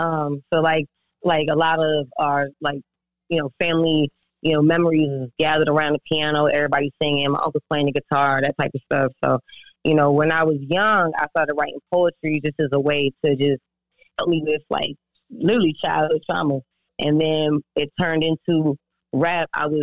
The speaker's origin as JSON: {"language": "English", "town": "Virginia Beach", "region": "Virginia", "country": "United States", "said": "No, I'm from Virginia Beach, Virginia."}